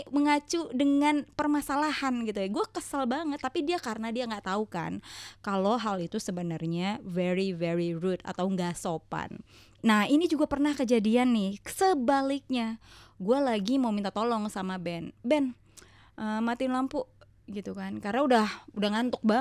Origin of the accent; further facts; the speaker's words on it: Jakarta, Indonesia; tapi kan secara gue orang Jakarta kita kalau ngomong tuh pakai slang gitu yang nggak ada di kamus